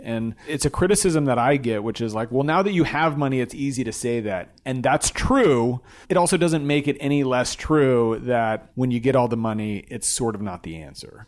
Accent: Glendale, California, United States; we grew up in Glendale, California, a suburb of Los Angeles

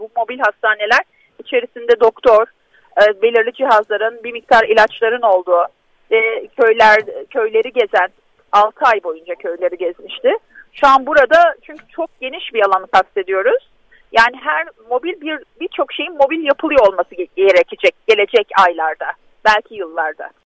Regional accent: Diyarbakır, Diyarbakır Province, Turkey; bir Diyarbakırlı olarak

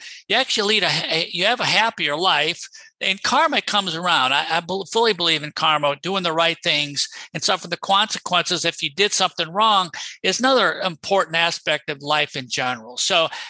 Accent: Rochester, United States; moved away as an adult; also born or lived in Boston / New Orleans; I'm originally from Rochester

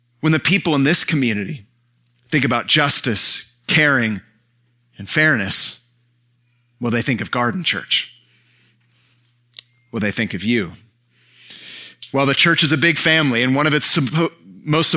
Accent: San Francisco Bay Area, California, United States; born or raised there; moved away

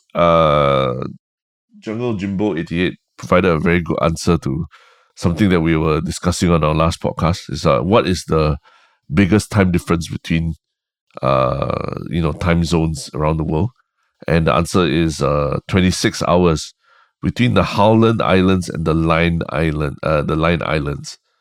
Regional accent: Singapore; moved away as an adult; also born or lived in United States; I identified much more as a Singaporean after leaving Singapore

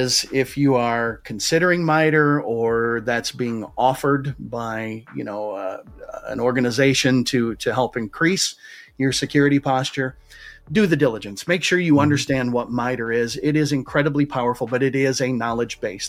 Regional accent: United States; Those of you who can't tell from my accent, I do happen to live in the United States

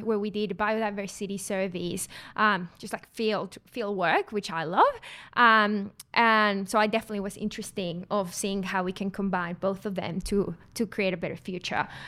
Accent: Mexico; now in Australia; I'm not from Australia. I'm from Mexico

